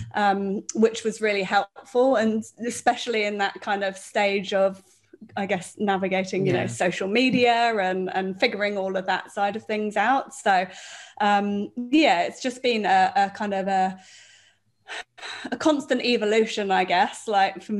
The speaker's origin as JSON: {"language": "English", "area": "Devon", "region": "South West England", "country": "United Kingdom", "tie": "born or raised there", "moved": "as an adult", "lives_now": "New Zealand", "said": "I grew up in the UK. So I come from a part of the UK which is called Devon"}